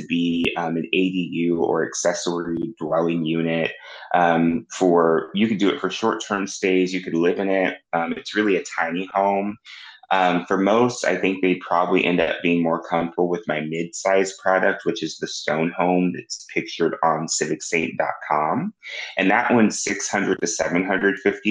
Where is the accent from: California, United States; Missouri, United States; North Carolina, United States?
Missouri, United States; Kansas City; I have my first site in my hometown, Kansas City, Missouri